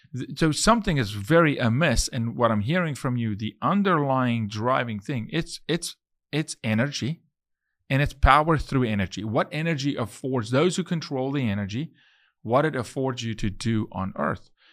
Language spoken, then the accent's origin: English; South Africa; moved away as an adult; now in Texas, United States; I'm from South Africa, but I'm Texan